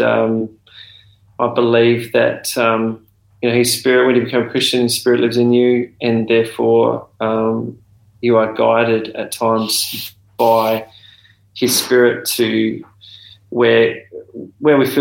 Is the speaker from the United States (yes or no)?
no; Adelaide, South Australia, Australia; moved away as an adult; also born or lived in Darwin; now in Melbourne, Australia; I was born in Darwin and came to Adelaide when I was about 2 years old, and then grew up in Adelaide and then moved to Melbourne when I was 35 years old.